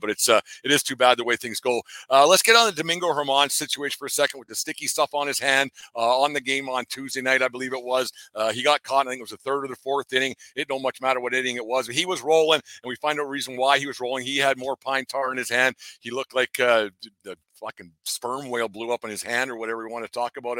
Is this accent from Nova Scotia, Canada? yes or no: no; Alberta, Canada; I was from Alberta, Canada.